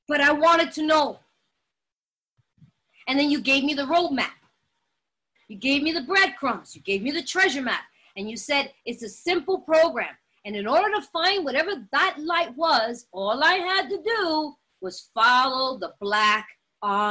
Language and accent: English; New York, United States; moved away; I'm from New York and I know it's a melting pot and everybody sees it that way, but we're very segregated. And I didn't grow up around other people, only Puerto Ricans